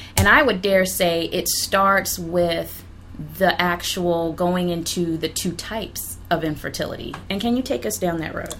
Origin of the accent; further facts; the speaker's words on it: Huntsville, Alabama, United States; moved away as an adult; also born or lived in Loma Linda, California; now in Washington, D.C., United States; we grew up together in the South in Huntsville